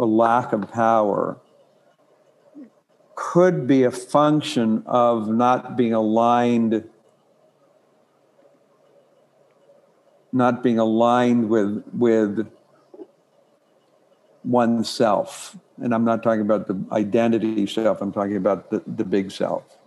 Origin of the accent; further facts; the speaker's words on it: Ireland; I'm born Irish